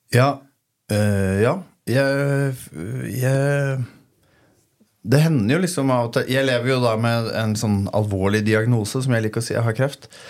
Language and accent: Norwegian; Toten, Innlandet, Norway; hjemme på Toten